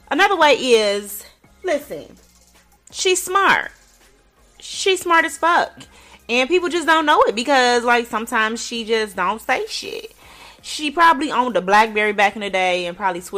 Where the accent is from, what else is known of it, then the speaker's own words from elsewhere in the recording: Chicago, Illinois, United States; I grew up in Chicago and I grew up in a hood in Chicago